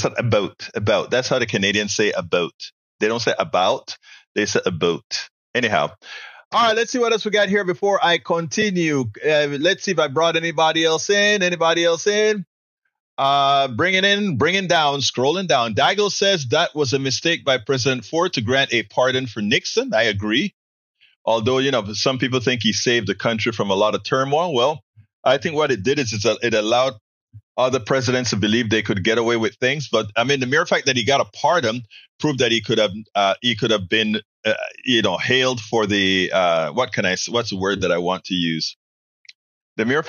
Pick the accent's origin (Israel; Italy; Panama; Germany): Panama; Coco Solo, Colón; Exactly same hospital that I was born in Panama.